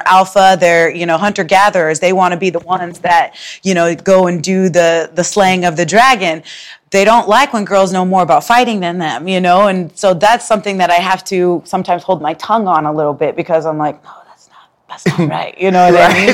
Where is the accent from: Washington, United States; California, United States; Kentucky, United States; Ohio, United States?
Washington, United States; Spokane; moved away as an adult; now in Chicago, United States; I'm from Spokane